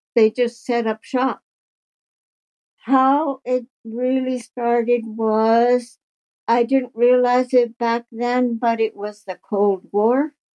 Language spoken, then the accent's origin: English; Kuujjuarapik, Quebec, Canada; now in Stratford, Canada; I'm 71 years old. I was born in Great Whale River, Nunavik, Quebec.